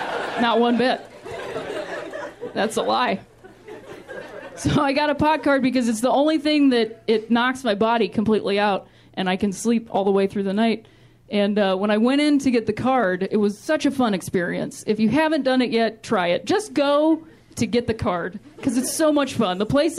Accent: Ohio, United States; Like I said, I'm from Ohio, which I like to call the thinking man's Indiana.

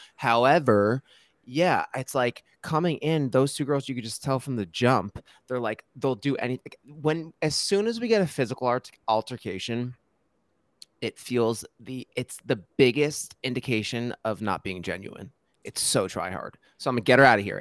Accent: New Jersey, United States; I'm from New Jersey

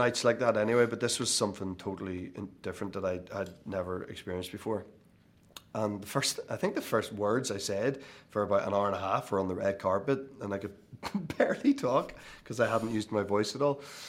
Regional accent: Ireland; And I think all of us, despite being Irish and despite not really allowing ourselves to enjoy success, I think for that night only, we reveled in it.

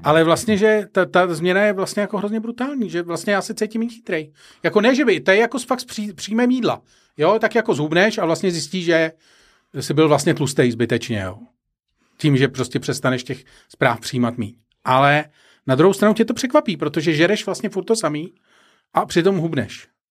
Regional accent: Prague, Czechia; jedna z mých vzpomínek z dětství když jsme bydleli na Barandově, jezdili jsme na Smíchov.

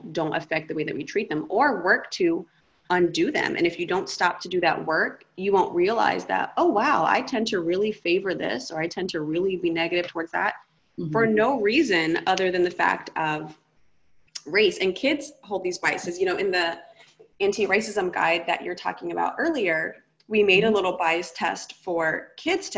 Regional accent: United States; I grew up in America

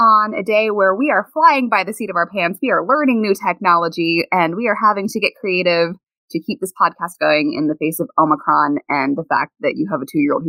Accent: Louisville, Kentucky, United States; I grew up in the Upper Highlands, and I know how that works, because technically my neighborhood's not part of Louisville, or the one I grew up in anyway.

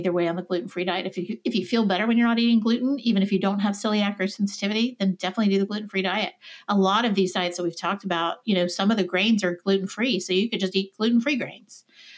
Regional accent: the South, United States; I'm a Southerner.

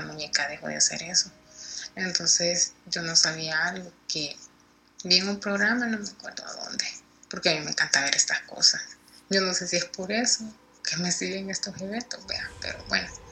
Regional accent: El Salvador; yo soy de El Salvador

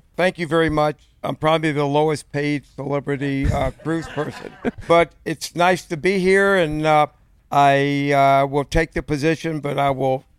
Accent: Georgia, United States; moved away; I grew up in the South.

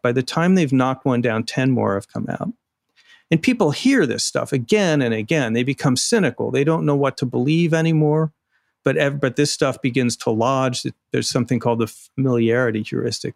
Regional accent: Arizona, United States; moved away; Arizona, my home state.

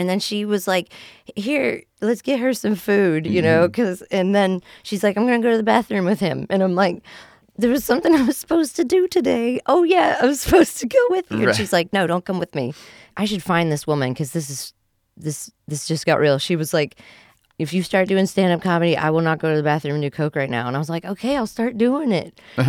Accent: West Virginia, United States; Again, I'm from West Virginia. I don't have good ribs.

